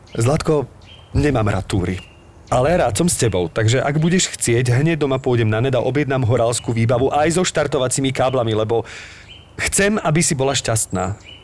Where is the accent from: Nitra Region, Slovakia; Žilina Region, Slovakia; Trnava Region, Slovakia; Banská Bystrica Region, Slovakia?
Nitra Region, Slovakia; Zlaté Moravce; also born or lived in Topoľčany; som zo Zlatých Moraviec, takisto z Nitrianského kraja